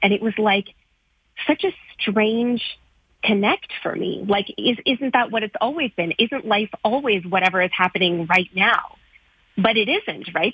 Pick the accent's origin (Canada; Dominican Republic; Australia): Canada; as a South Asian girl growing up in Canada